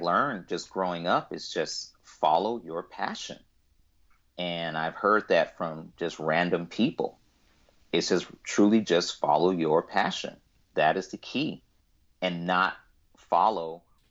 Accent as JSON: {"language": "English", "country": "United States", "said": "I'm African American"}